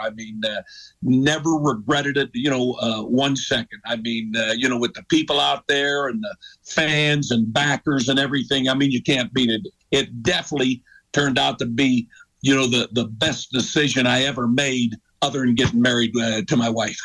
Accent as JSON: {"language": "English", "town": "Warren", "region": "Ohio", "country": "United States", "moved": "yes", "said": "I was from Warren, Ohio"}